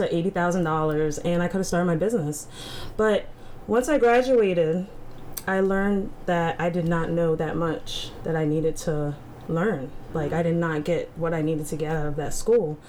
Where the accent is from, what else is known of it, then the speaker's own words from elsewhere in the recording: United States; me growing up in Howard County